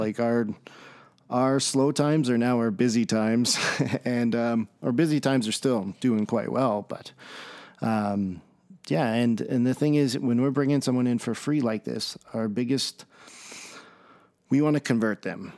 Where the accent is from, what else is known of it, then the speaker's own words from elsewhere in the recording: Red Deer, Alberta, Canada; I'm from Red Deer, Alberta, Canada